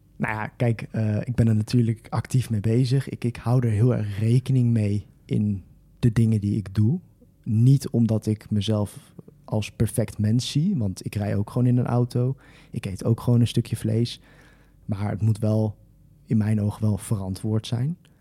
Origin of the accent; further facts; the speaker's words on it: Twello, Gelderland, Netherlands; ik kom oorspronkelijk uit Teugen.